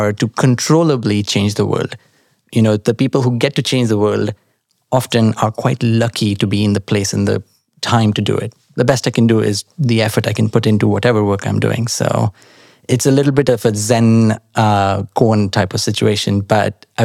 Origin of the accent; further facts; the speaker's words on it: Nashik, Maharashtra, India; moved away as an adult; now in London, United Kingdom; When I grew up in India, in Nasik especially, the weather was fantastic.